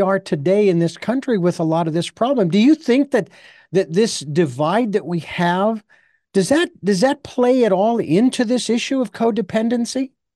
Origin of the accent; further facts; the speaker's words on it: Phoenix, Arizona, United States; my hometown